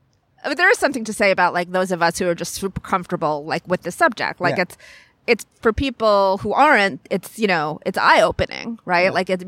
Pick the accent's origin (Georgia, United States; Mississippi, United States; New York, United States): New York, United States; I grew up on Long Island by the beach. I thank God, because the only decent thing about Long Island, the only reason it's an okay place to live.